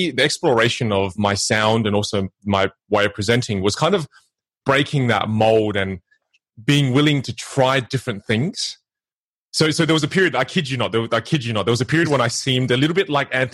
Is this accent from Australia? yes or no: yes; Australia; now in Los Angeles, United States; from Australia, my background is Vietnamese.